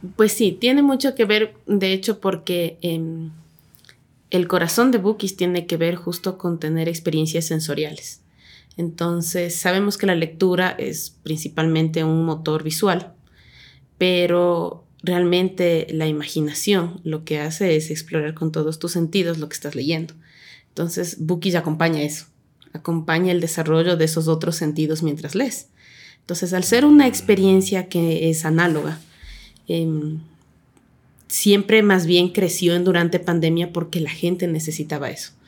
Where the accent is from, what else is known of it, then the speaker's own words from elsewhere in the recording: Ecuador; also born or lived in Quito; Soy nacida en Quito, pero en Bateñita porque me crié ahí.